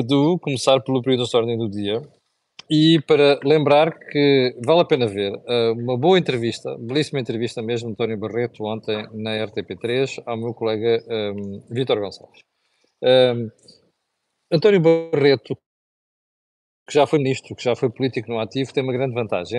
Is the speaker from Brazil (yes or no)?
no; Mozambique; now in Portugal; de um sítio onde eu cresci, que, que é, que é Moçambique